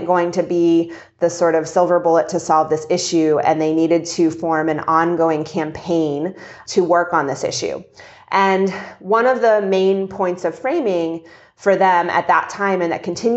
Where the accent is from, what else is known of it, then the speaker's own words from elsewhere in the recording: Kentucky, United States; moved away; also born or lived in Egypt; I'm from Kentucky